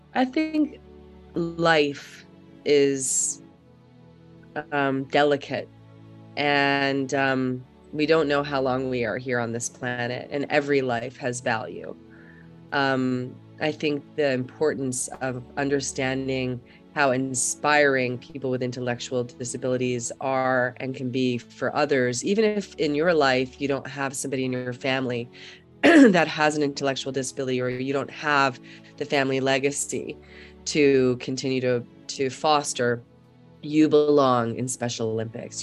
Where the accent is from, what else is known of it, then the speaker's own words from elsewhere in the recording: Germany; moved away; I'm from Germany. Uh, I was born there